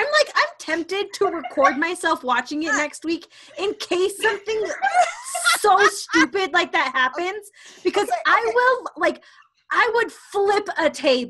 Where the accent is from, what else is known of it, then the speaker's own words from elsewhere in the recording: Great Salt Lake, Utah, United States; I'm from the Great Salt Lake.